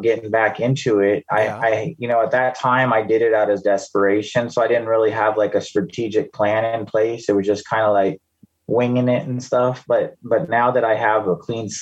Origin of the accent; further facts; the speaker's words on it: Bay Area, California, United States; now in Anchorage, United States; I grew up in the Bay Area in California.